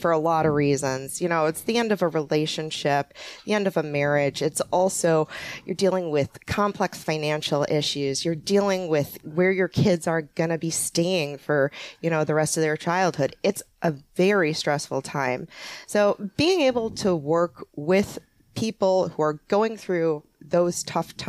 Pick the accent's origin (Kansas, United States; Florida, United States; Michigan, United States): Michigan, United States; Upper Peninsula of; moved away; I'm originally from the Upper Peninsula of Michigan.